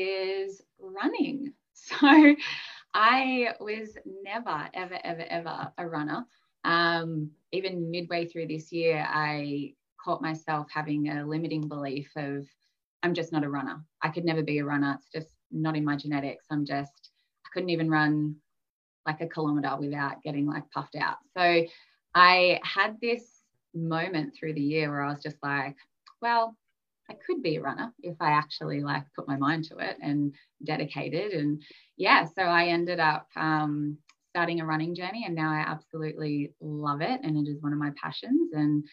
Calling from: Brisbane, Queensland, Australia; So I'm in Brisbane, Australia.

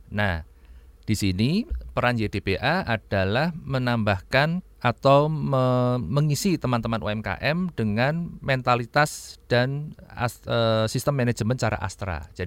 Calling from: Cirebon, West Java, Indonesia; Saya dari Cirebon, Pak.

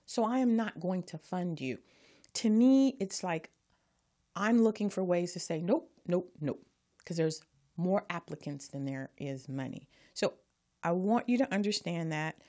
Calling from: Carson, California, United States; I'm calling from Carson, California

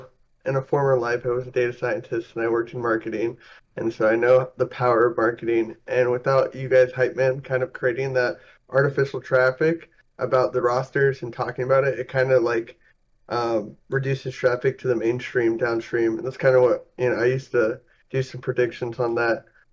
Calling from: Atlanta, Georgia, United States; I'm calling from Atlanta.

